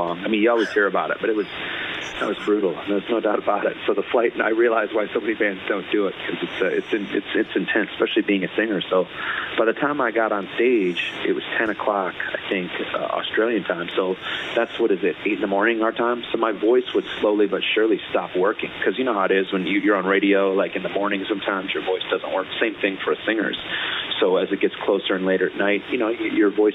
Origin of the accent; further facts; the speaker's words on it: Muskegon, Michigan, United States; growing up in Muskegon